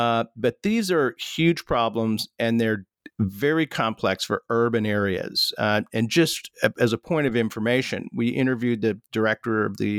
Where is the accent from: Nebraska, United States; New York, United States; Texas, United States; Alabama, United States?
Texas, United States; as a Texan